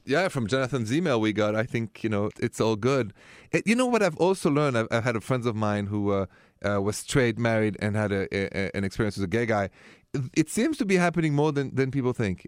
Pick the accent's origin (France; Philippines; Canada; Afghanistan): France; Paris, Île-de-France; now in United States; I come from Paris, and city of romance